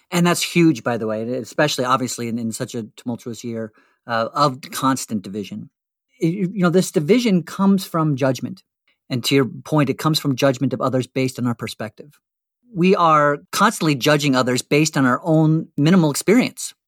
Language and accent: English; Western New Jersey, United States; as a teenager, let's say seventeen years growing up in Western New Jersey